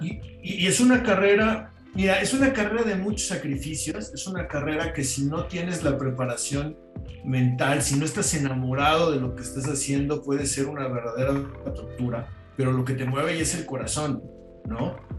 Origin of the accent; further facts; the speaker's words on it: Mexico; Soy mexicano